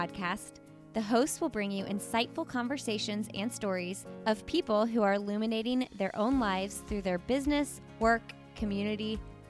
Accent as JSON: {"language": "English", "town": "Indianapolis", "region": "Indiana", "country": "United States", "tie": "born or raised there", "said": "Indianapolis, my hometown."}